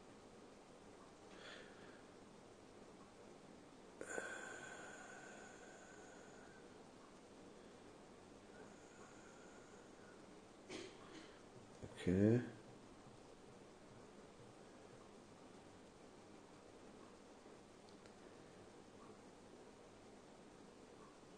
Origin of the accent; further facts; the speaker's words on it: Israel; I do speak Hebrew because I was born in Israel, and I speak Hebrew